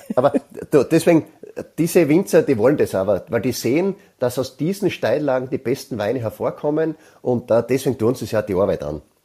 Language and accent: German; South Styria, Austria; bei uns in der Südsteiermark